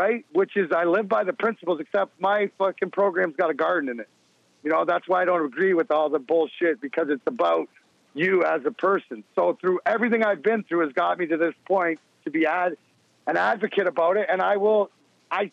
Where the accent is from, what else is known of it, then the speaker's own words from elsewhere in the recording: Canada; when you grow up in Canada